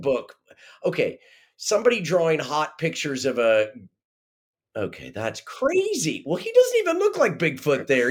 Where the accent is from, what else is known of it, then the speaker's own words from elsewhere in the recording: Kansas, United States; growing up in Kansas when we grew up